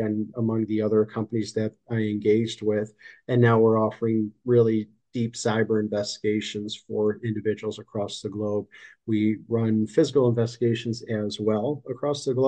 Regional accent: Chicago, Illinois, United States; moved away as an adult; also born or lived in California; now in Florida, United States; I'm in Florida now, but I was born and raised in Chicago

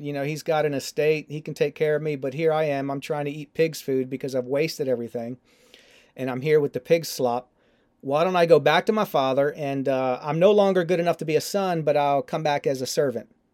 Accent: Baltimore, Maryland, United States; growing up in Baltimore, uh, as an Orioles fan

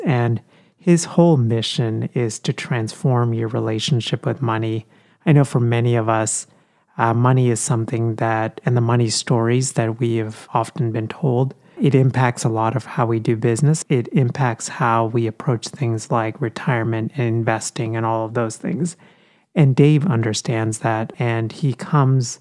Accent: Texas, United States; moved away as an adult; also born or lived in India; now in Philadelphia, United States; I spent most of my childhood and college years in Texas

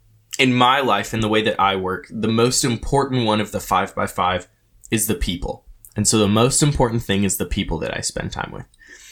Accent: Renton, Washington, United States; And so I'm from Seattle. I've grown up my whole life in Renton.

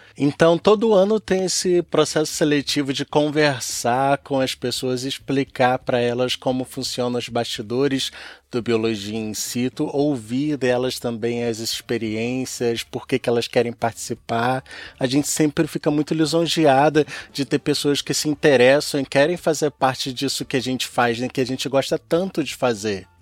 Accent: Rio de Janeiro, Brazil; nasci e cresci aqui no Rio de Janeiro, embora minha família seja toda do Rio Grande do Norte

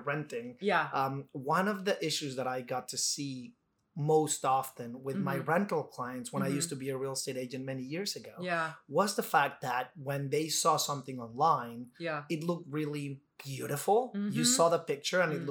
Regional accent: Mexico; moved away; I'm an immigrant, I'm from Mexico

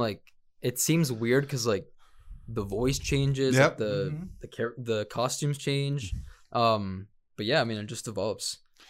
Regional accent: Tempe, Arizona, United States; born or raised there; also born or lived in Tecomán, Colima, Mexico / Chandler, Arizona

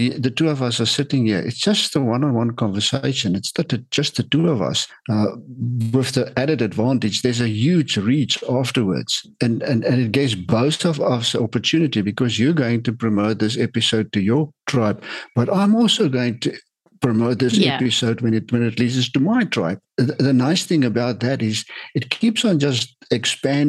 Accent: South Africa; I'm from South Africa

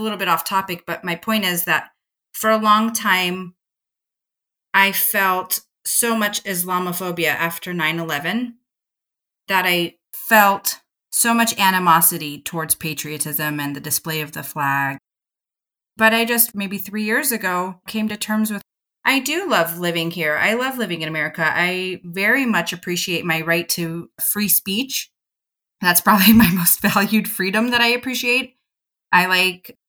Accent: Southern California, United States; I grew up in Southern California

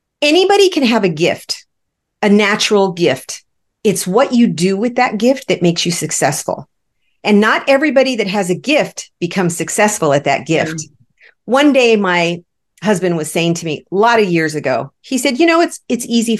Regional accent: Los Angeles, California, United States; now in Arizona, United States; I grew up in Los Angeles. And even though I live in Arizona

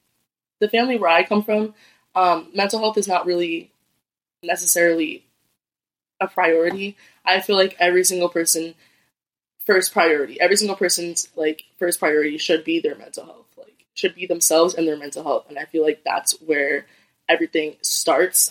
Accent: Lowell, Massachusetts, United States; I'm born and raised in Lowell, Massachusetts

